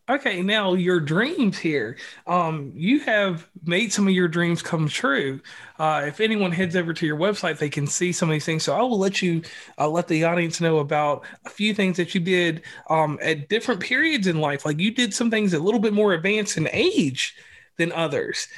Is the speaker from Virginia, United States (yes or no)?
yes; Virginia, United States; people from my home state